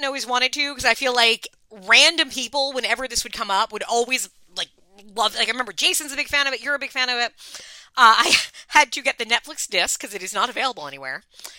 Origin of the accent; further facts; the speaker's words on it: Long Island, New York, United States; I am obviously from Long Island